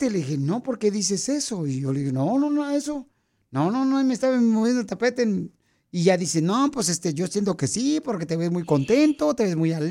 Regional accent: Jalisco, Mexico; moved away; Así somos los de Jalisco.

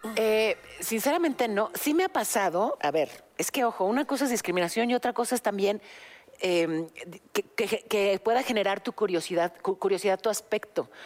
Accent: Mexico; soy mexicanísima

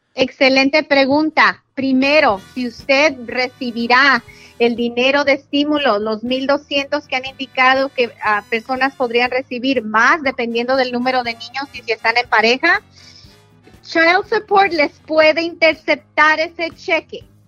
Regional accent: Jalisco, Mexico; Soy de Jalisco

